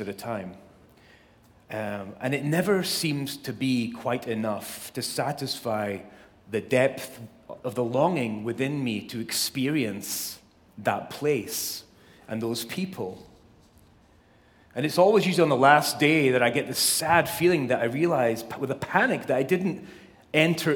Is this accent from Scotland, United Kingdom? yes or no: yes; Scotland, United Kingdom; now in Southern California, United States; I was born and raised in Scotland, as most of you know, the best place on earth.